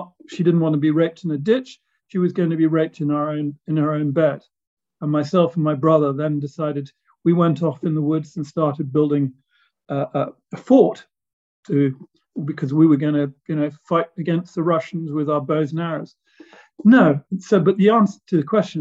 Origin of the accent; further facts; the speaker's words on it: England, United Kingdom; moved away as an adult; now in Slovakia; I'm British